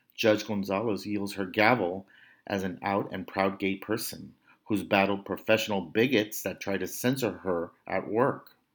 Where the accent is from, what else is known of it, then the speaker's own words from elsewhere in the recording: Brownsville, Texas, United States; my hometown of Brownsville, Texas, in La Frontera